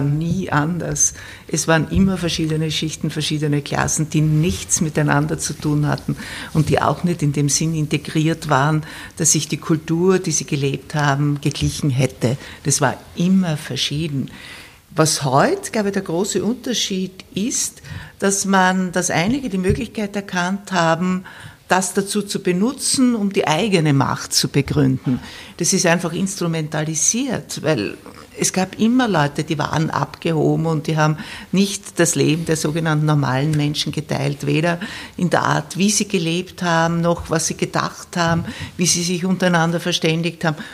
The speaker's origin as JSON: {"language": "German", "country": "Austria", "said": "bei uns in Österreich"}